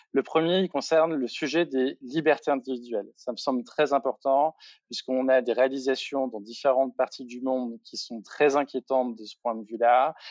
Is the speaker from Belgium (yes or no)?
no; Bourgogne-Franche-Comté, France; je viens de Franche-Comté